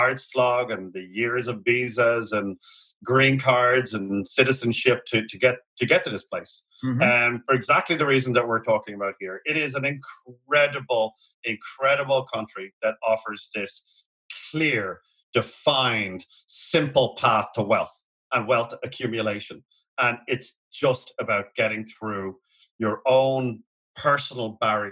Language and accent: English; Ireland; moved away; We're both Irish, and we just simply do not have a 30-year fixed program in our country.